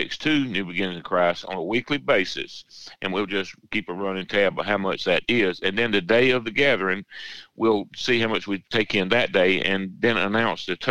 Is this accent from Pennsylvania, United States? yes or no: no; Swainsboro, Georgia, United States; now in Garfield, United States; I'm from Swainsboro. It's from the county here